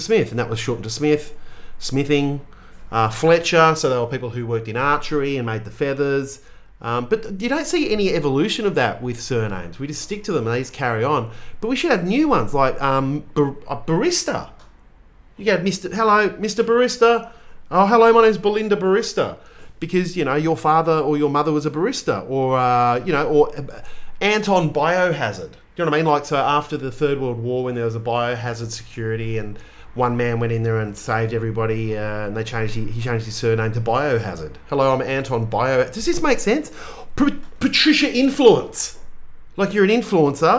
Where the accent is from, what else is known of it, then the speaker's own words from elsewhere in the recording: Australia; I am a mid-40s white Australian male